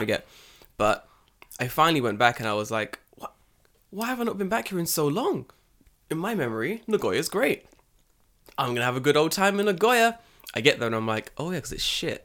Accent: London, United Kingdom; now in Japan

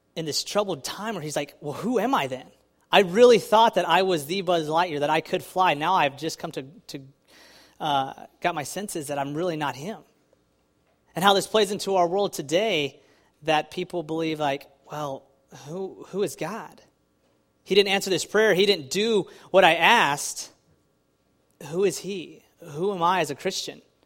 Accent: Texas, United States; now in New Jersey, United States; I'm from Texas

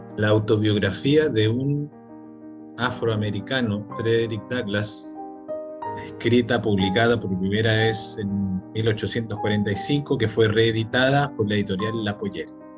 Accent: Chile

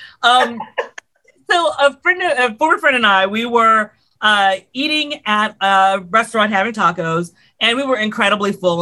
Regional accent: Houston, Texas, United States; I'm originally from Houston, Texas.

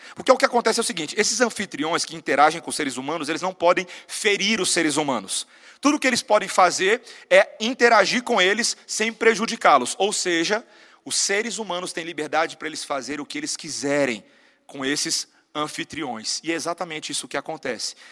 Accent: Brazil; nós, brasileiros

